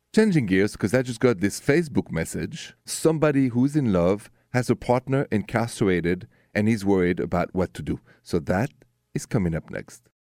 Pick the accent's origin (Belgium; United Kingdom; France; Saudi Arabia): France; Paris, Île-de-France; now in United States; I'm from Paris